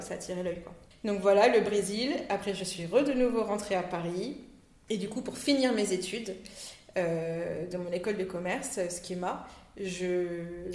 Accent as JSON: {"language": "French", "country": "Réunion", "tie": "born or raised there", "also_born_or_lived": "Grenoble, France", "said": "je suis née en métropole, à Grenoble, et je suis venue m'installer avec mes parents à La Réunion quand j'avais l'âge de 8 ans."}